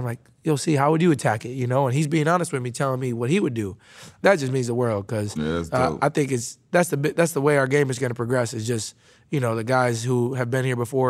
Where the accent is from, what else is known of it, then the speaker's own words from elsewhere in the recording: Midwest, United States; Now, I grew up living in the Midwest